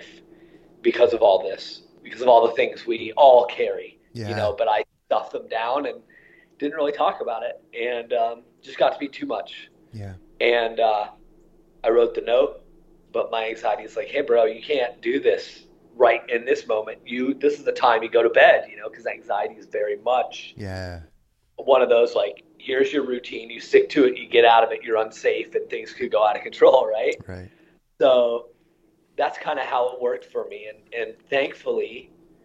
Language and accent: English; Iowa, United States; my childhood is really a pretty typical Midwest childhood in terms of, you know, I grew up in Iowa